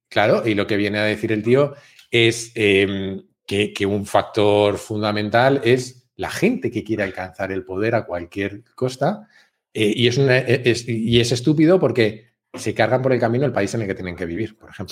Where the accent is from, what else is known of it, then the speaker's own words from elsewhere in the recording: Spain; me sentí atacado como español